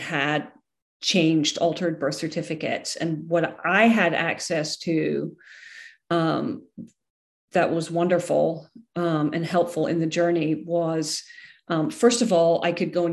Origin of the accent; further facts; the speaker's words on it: Scotland, United Kingdom; also born or lived in Ireland; now in United States; I'm originally from Scotland